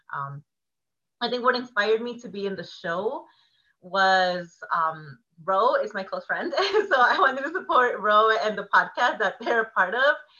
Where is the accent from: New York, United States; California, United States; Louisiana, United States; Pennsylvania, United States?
California, United States; Oceanside; I'm from Oceanside, which is oh, North County, San Diego, throwing up the O.